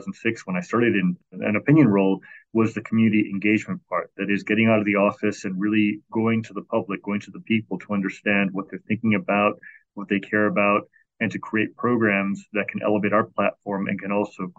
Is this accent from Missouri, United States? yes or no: no; Chicago, Illinois, United States; born or raised there